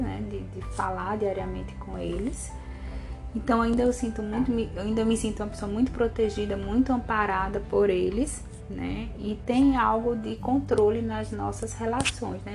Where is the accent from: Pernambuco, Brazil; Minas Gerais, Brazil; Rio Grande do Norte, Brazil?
Rio Grande do Norte, Brazil; Natal; Eu cresci ali em Ponta Negra, na praia de Ponta Negra